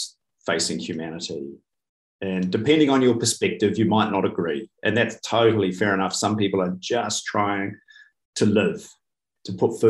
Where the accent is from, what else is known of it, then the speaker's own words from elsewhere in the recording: New Zealand; as a New Zealander